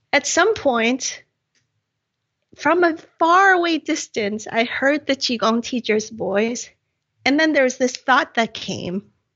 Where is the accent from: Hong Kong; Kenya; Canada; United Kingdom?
Hong Kong; growing up in Hong Kong